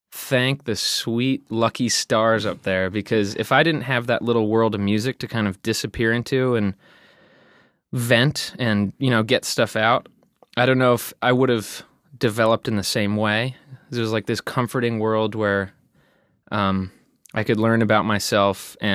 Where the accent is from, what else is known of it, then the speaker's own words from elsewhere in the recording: Flemington, New Jersey, United States; born there; born in Flemington, but that and that's like 30 or 40 minutes away from Princeton.